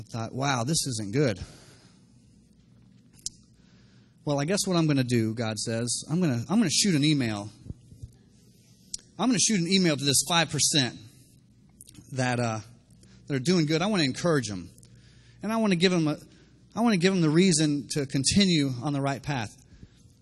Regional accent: Miami, Florida, United States; I'm from Miami

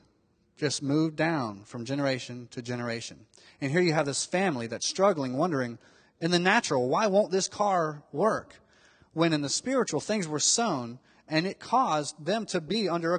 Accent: Miami, Florida, United States; when I was growing up in Miami, Florida

